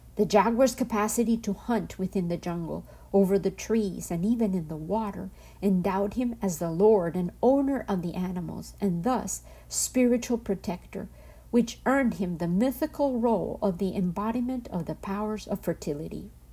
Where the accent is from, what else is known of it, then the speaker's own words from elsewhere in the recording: home state with La Cueva de la Danta, Antioquia, Colombia; hidden in my home state called La Cueva de la Danta from Colombia